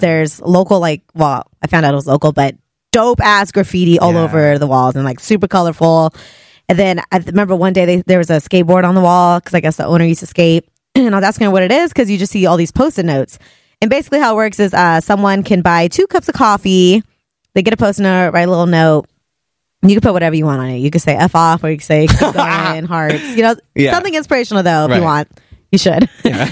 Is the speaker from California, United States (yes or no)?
yes; Hayward, California, United States; I grew up in the East Bay and I'm... born and raised in Hayward, California